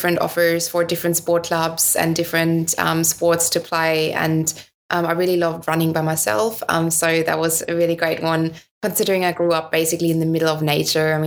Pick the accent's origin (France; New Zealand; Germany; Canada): Germany; Northern Germany; English is a second language; moved away as an adult; also born or lived in United States; growing up in Northern Germany